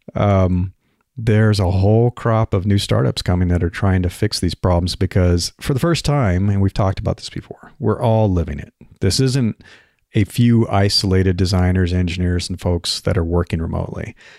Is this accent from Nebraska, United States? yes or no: yes; Nebraska, United States; moved away; I grew up in Nebraska